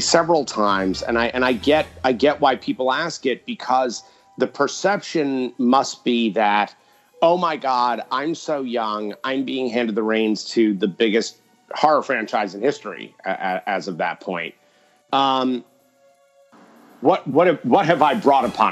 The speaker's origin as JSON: {"language": "English", "region": "New York", "country": "United States", "said": "being a New Yorker"}